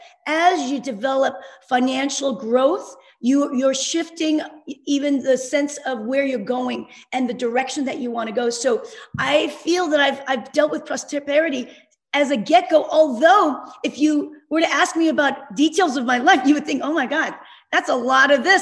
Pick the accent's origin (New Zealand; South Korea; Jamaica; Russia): South Korea; moved away; I'm Korean. I was born in Korea and in the early 60s, coming from a developing country